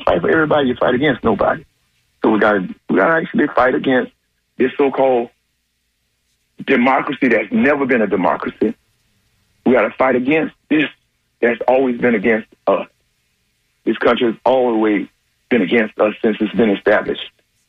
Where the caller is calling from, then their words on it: Plant City, Florida, United States; from Plant City.